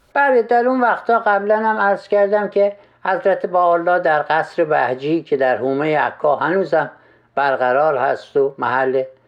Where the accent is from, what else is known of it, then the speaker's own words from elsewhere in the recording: Khorasan, Iran; در ولایت ما خراسان